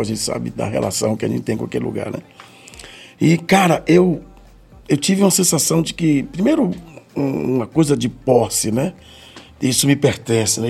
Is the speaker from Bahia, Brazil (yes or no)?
yes; Salvador, Bahia, Brazil; Sou de Salvador, sou solteropolitano, nasci na Vila Matos, Garibaldi, Rio Vermelho, e vivi ali minha infância praticamente toda ali